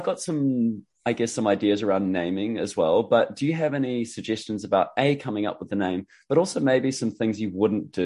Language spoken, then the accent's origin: English; New Zealand; as a Kiwi